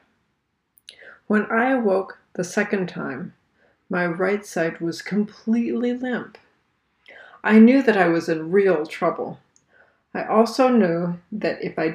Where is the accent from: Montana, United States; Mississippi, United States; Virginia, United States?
Virginia, United States; I am from Virginia